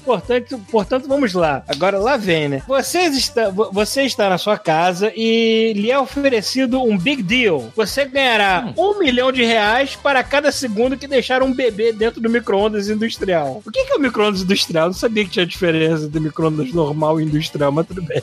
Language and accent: Portuguese; Brazil; moved away; eu sou brasileiro